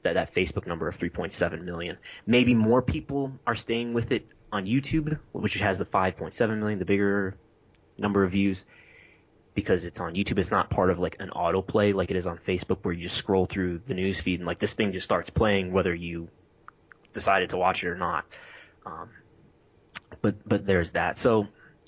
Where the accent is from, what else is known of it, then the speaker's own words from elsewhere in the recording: Western New York, United States; I'm from Western New York